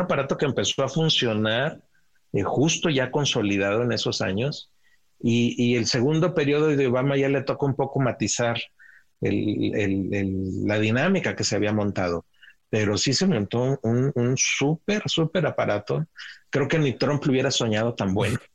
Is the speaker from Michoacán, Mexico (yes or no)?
no; Ciudad Juárez, Chihuahua, Mexico; crecí en Ciudad Juárez eh, y como niños cruzábamos al otro lado a jugar al parque de enfrente